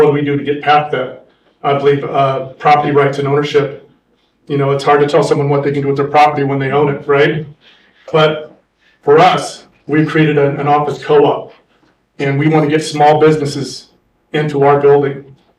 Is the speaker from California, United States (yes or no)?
yes; Angels Camp, California, United States; born or raised there; now in San Diego, United States